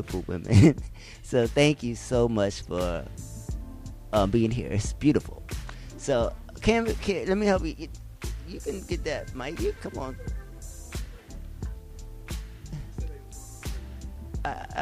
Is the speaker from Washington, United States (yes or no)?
no; New York City, New York, United States; I'm from the Bronx